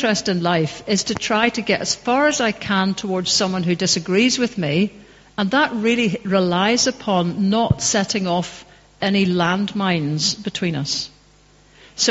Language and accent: English; Wolverhampton, West Midlands, United Kingdom; now in Scotland; I was born in Wolverhampton.